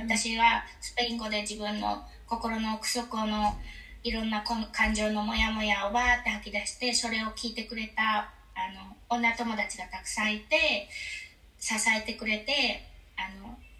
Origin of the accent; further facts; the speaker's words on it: Kyushu, Kumamoto, Japan; moved away as an adult; now in Spain; やっぱり私も日本社会で育てられてきてしかもあの九州の熊本って